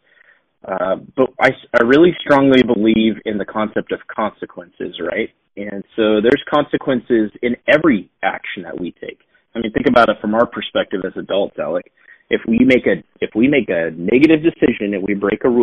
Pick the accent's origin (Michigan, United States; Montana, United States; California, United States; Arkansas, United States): Montana, United States; Billings; developing the business opportunities that I have right here in my hometown of Billings, Montana